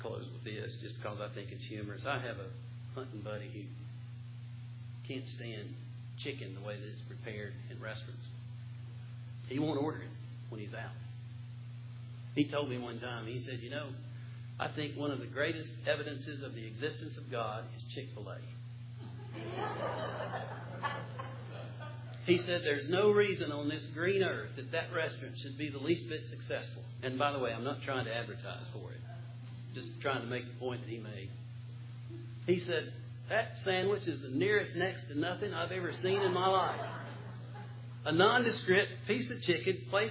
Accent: Western North Carolina, United States; I'm from Western North Carolina

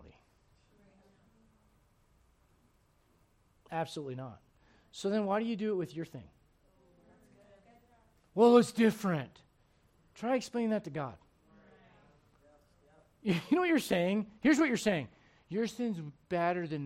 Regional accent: United States; also born or lived in South Africa; as an American

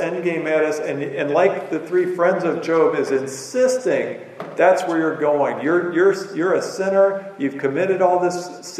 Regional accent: Illinois, United States; I grew up on the Mississippi River

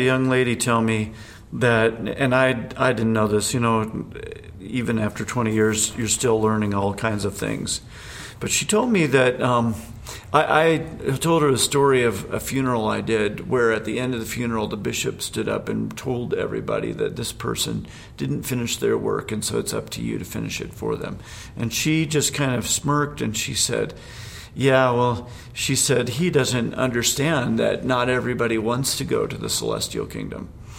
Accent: Indiana, United States; also born or lived in Alabama / Pennsylvania; now in Utah, United States; Where I grew up in Indiana and in Alabama and Pennsylvania, where I first was in ministry

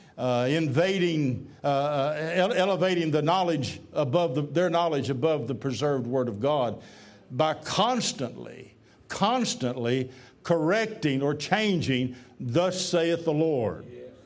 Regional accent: Tennessee, United States; I'm from Tennessee

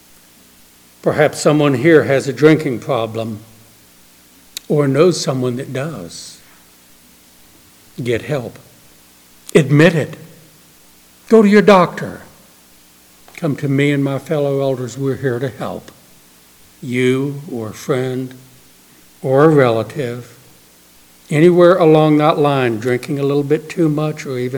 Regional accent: New Orleans, Louisiana, United States; moved away; Every few years I go back to my hometown in New Orleans

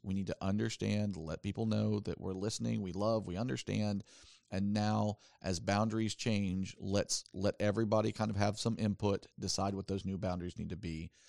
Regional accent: the South, United States; I grew up in the South

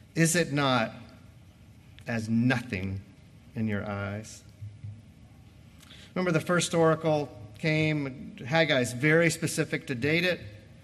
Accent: United States

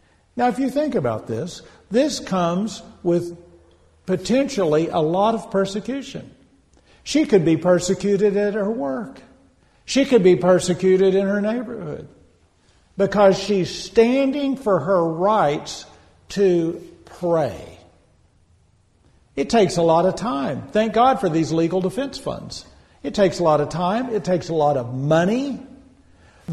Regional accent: United States; as American Christians

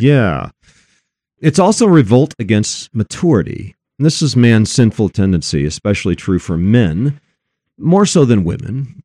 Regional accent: Elizabeth, Colorado, United States; Out here in my hometown, Elizabeth, Colorado

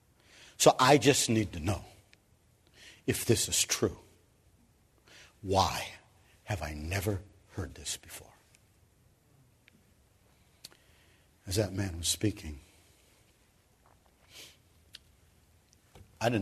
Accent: Cleveland, Ohio, United States; moved away as an adult; now in Kenya; I came from Cleveland, Ohio

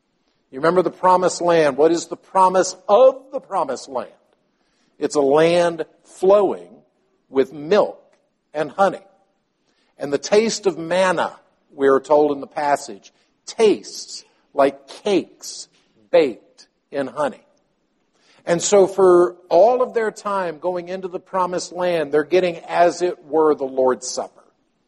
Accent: Palestine; Many of you know that I grew up in Palestine. My father was a medical missionary to the Arabic community there.

